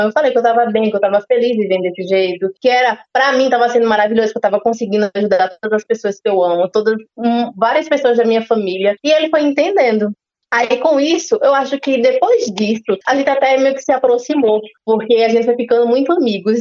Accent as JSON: {"language": "Portuguese", "town": "Guarabira", "region": "Paraíba", "country": "Brazil", "also_born_or_lived": "São Paulo", "moved": "as an adult", "said": "eu sou de Guarabira"}